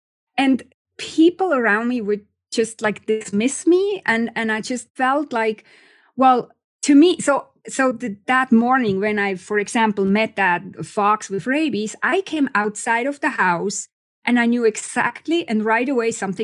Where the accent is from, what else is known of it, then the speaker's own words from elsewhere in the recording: Switzerland; moved away; I'm originally from Switzerland.